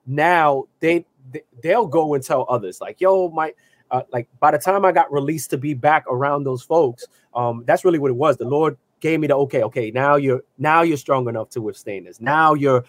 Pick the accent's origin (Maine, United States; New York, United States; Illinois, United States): New York, United States; New York City; I grew up in the South Bronx